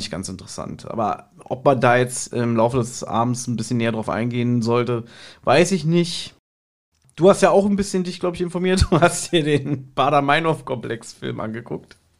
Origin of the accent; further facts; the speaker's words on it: Berlin, Germany; ich als Berliner, der auch hier äh, geboren ist